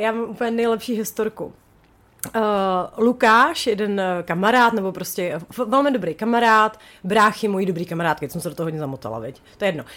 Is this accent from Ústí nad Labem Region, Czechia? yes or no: yes; Chomutov, Ústí nad Labem Region, Czechia; jsem z Chomutová